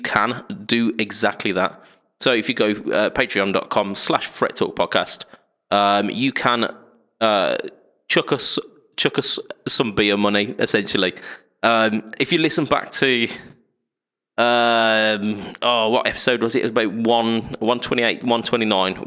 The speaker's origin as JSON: {"language": "English", "country": "United Kingdom", "said": "We're British."}